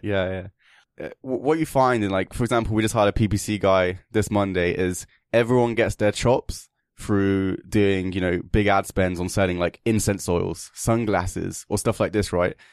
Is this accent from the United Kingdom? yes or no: yes; England, United Kingdom; now in Kiev, Ukraine; I'm English, and, uh, I just happened to find myself here in this beautiful country, and I'm currently living here